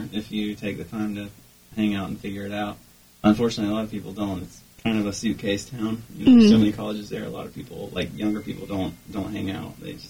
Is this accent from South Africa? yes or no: no; Durham, North Carolina, United States; now in Greensboro, United States; I grew up in Durham. When I was 13.